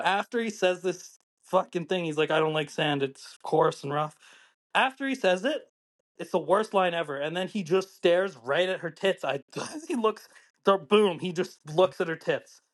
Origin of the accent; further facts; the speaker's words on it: Calgary, Alberta, Canada; I'm originally from Calgary. I was, like, nine years old when the Flames went to the finals